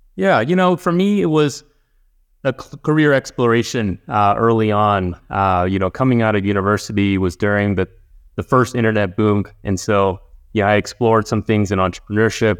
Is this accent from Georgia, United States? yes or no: no; Houston, Texas, United States; we were a pretty, uh, I would say, middle-class family growing up in Houston